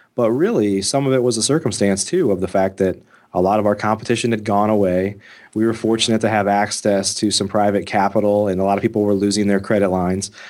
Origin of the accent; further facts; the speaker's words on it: Midwest, United States; I grew up in the Midwest